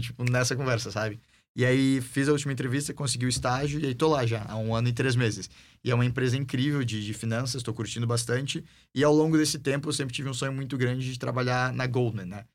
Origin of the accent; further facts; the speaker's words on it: Brazil; now in United States; eu era brasileiro